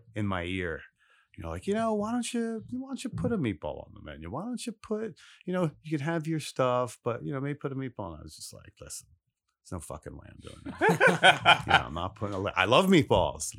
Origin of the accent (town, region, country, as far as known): Philadelphia, Pennsylvania, United States; born or raised there; also born or lived in Los Angeles / Italy / New York / Alaska